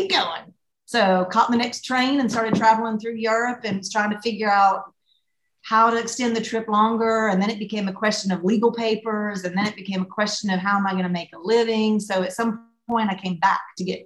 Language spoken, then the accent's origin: English; Southern US, United States; accent: Southern; moved away as an adult; now in Paris, France; my accent is different because, yeah, I'm Southern, but I don't sound like I'm from Texas and I don't sound like I'm from Charleston